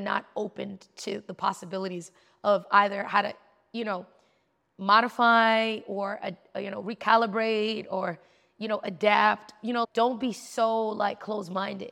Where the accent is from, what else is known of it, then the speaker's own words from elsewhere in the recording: New York City, New York, United States; I'm from New York. Like, I'm in New York City trying to live my life